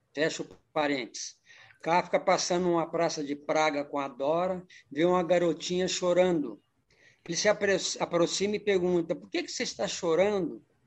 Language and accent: Portuguese; Brasília, Federal District, Brazil; moved away as an adult; also born or lived in Araxá, Minas Gerais, Brazil / São Paulo, Brazil; Saí com 10 aninhos de Araxá e fomos para Brasília. Brasília ficamos até eu fiquei até os 18 anos.